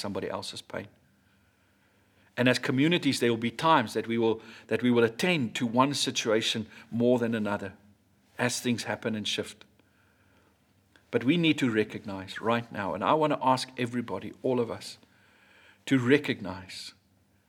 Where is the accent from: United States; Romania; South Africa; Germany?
South Africa; I grew up in Hatfield